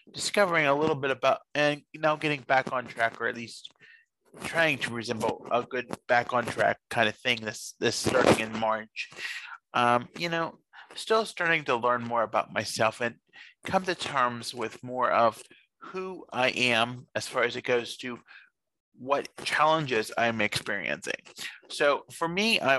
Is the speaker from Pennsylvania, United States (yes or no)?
yes; Fayette County, Pennsylvania, United States; we're from Fayette County here in Pennsylvania